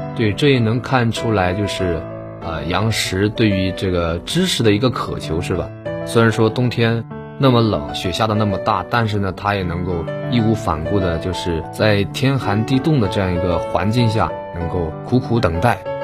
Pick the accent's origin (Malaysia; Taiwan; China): China; southern China; 因为我是南方人